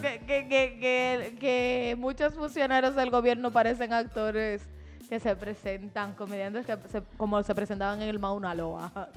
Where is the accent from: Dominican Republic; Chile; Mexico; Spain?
Dominican Republic; nos concierne como dominicanos